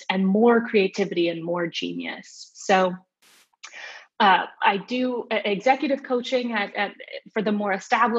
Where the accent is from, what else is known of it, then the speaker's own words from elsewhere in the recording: Phoenix, Arizona, United States; moved away; also born or lived in New York / San Francisco; I grew up in Phoenix, Arizona